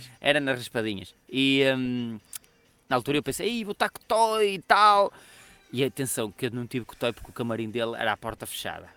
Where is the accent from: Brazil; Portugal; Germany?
Portugal; Braga, Norte; aqui em Braga